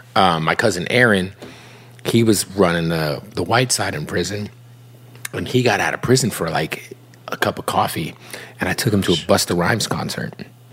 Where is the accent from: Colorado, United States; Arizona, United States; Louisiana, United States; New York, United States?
Arizona, United States; Phoenix; I grew up in Phoenix.